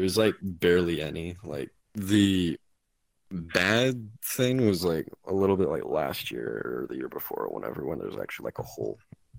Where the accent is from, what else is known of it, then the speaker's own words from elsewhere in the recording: a little north of Dallas, Texas, United States; Well, I'm from Texas, like a little north of Dallas.